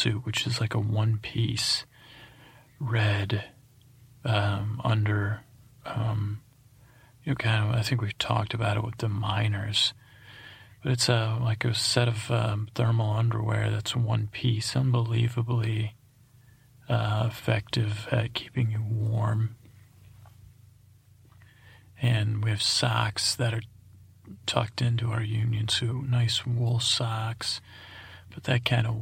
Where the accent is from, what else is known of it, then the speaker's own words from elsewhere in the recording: Syracuse, New York, United States; moved away; I grew up in Syracuse, New York.